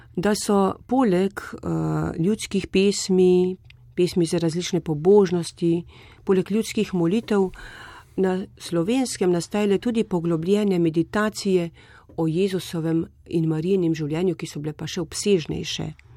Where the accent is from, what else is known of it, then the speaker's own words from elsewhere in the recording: Slovenia; smo se Slovenci pogosto zatekali pod marin plašč